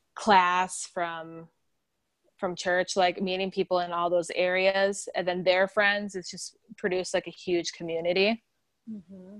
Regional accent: South Dakota, United States; moved away as an adult; also born or lived in Minnesota; now in Los Angeles, United States; I'm from South Dakota

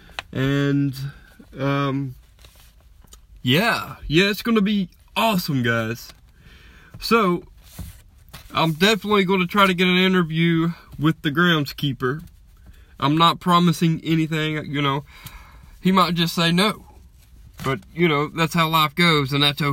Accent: Alabama, United States; I was born and raised in Alabama

